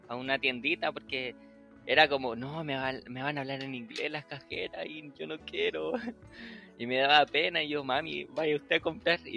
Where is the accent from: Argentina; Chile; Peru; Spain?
Chile; accent: Chilean; no, soy chileno. Me dice, oh, ¿en serio? ¿No sabías que eres chileno? Porque no se te nota, porque me acostumbré tanto al hablar neutro que ya no tengo tanto el acento chileno